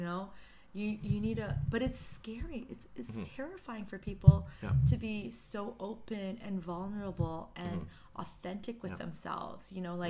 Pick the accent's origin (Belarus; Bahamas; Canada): Canada; I'm so thankful to be Korean Canadian.